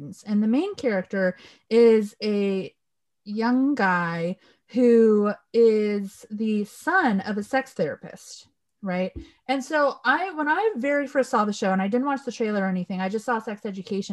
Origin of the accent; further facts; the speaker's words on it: Southern California, United States; I grew up in Southern California, where we have a very large Mexican population